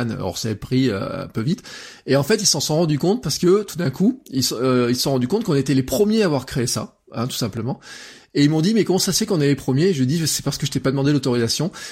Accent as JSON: {"language": "French", "region": "Auvergne-Rhône-Alpes", "country": "France", "said": "comment moi, en tant qu'Auvergnat, je voudrais avoir de l'information de ma collectivité"}